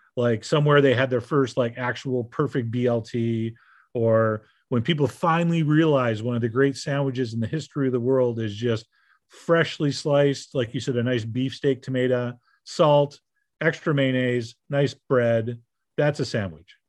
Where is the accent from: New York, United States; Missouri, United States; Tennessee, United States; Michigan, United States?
New York, United States; Shortsville; I'm from Shortsville, New York